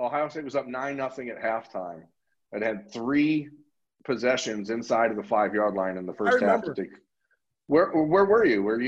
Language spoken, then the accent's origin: English; Ohio, United States; growing up in Ohio and, you know, being a fan of Ohio State my whole life